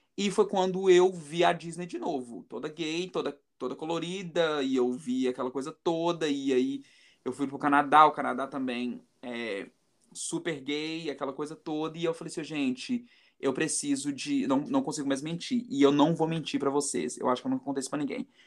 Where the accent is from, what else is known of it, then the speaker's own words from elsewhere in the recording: Brazil; now in New York, United States; vir para os Estados Unidos, sair da minha casa, sair da minha da minha cidade natal, sair do meu país